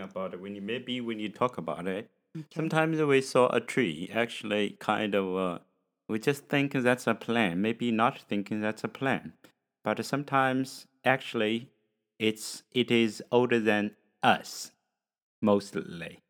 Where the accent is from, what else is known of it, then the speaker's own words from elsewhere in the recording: China; English is a second language; from China